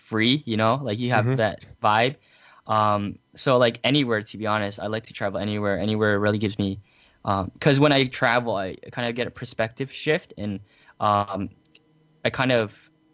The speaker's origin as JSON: {"language": "English", "country": "Canada", "said": "I am from Canada."}